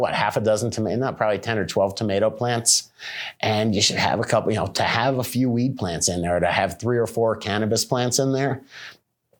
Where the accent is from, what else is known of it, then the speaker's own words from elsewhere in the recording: Florida, United States; moved away; I'm from Florida